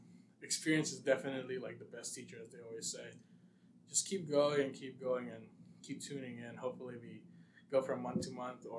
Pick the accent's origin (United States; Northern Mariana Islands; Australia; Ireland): Northern Mariana Islands; Saipan; moved away as an adult; I'm from Saipan. I was born in Saipan.